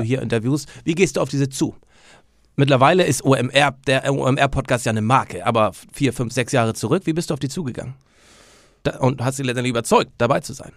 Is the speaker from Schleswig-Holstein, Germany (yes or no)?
yes; North Frisia, Flensburg, Schleswig-Holstein, Germany; da wo ich herkomme, Nordfriesland, Flensburg oben